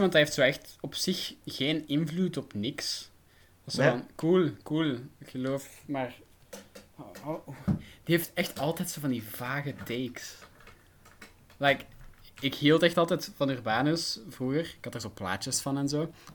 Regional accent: Flanders, Belgium; ik ben geen Vlaming, ik ben Brabander

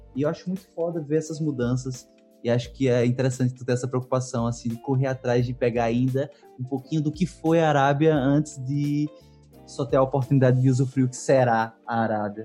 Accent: Northeast Region, Brazil; eu sou do Nordeste brasileiro

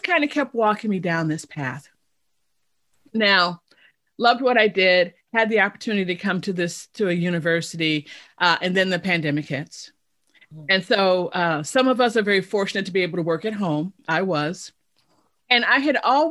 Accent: Chicago, Illinois, United States; moved away as an adult; also born or lived in Indiana / Texas / Michigan / Missouri; now in Oklahoma, United States; I'm originally from Chicago

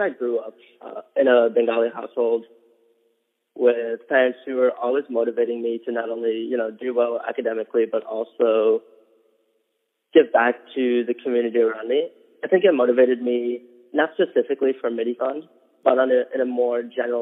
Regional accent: New York City, New York, United States; moved away as an adult; now in Adams, Massachusetts, United States; I was born in Elmhurst Hospital, grew up on 74th Street in Elmhurst.

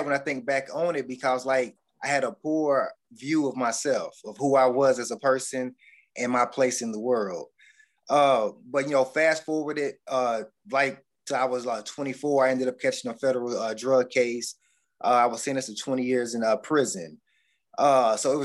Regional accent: Bowling Green, Kentucky, United States; I'm from Bowling Green, Kentucky. I grew up in a household where my father was a bootlegger

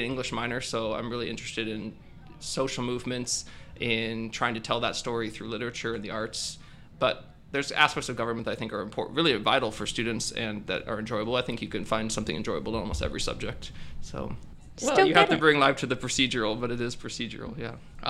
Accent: California, United States; also born or lived in Farmington, New Mexico / Maryland; I was born in New Mexico. Farmington, New Mexico, lived there for a few years. Lived in Maryland for some years. I lived in Northern California, went to high school here at Bella Vista during my formative years

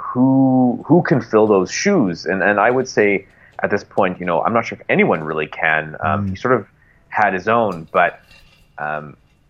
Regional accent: Canada; as a Canadian

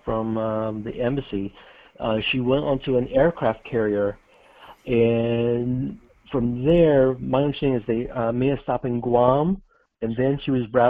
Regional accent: Arkansas, United States; I'm from Arkansas

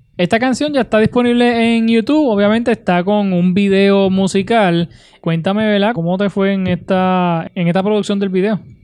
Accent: Utuado, Puerto Rico; mi pueblo de Utuado

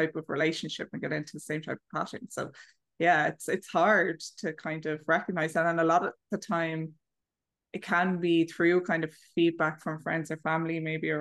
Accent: Ireland; now in Malaga, Spain; I'm Irish, but I'm actually living in Spain, in the south of Spain near Malaga

